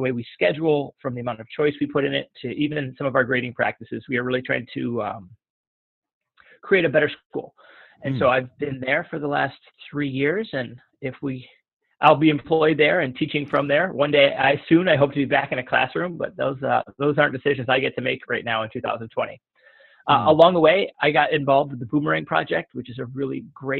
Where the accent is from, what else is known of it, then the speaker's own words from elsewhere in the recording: Detroit, Michigan, United States; I was born and raised in the city of Detroit.